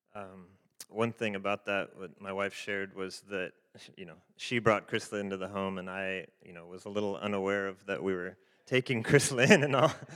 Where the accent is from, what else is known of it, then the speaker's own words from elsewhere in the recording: Fresno, California, United States; also born or lived in Haiti; we're from the Fresno Clovis area